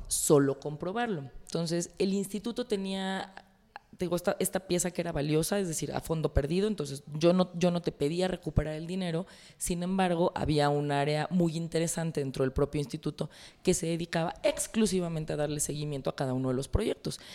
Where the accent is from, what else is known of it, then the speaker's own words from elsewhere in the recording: Mexico; yo como priista, como mujer, como mexicana